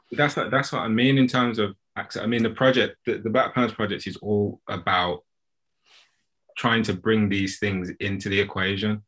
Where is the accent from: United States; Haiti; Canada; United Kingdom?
United Kingdom; as British customers